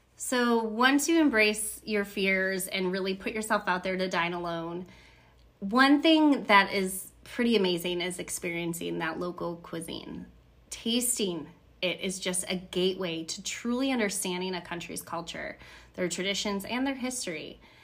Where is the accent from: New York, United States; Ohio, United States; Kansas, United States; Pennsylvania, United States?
New York, United States; Buffalo; I'm from Buffalo, New York